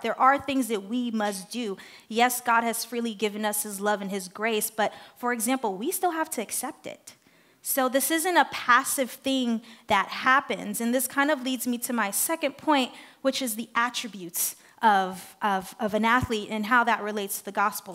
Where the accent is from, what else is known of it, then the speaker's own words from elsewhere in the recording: Haiti; English is a second language; moved away; I'm from Haiti. I'm used to the culture. I'm used to the people.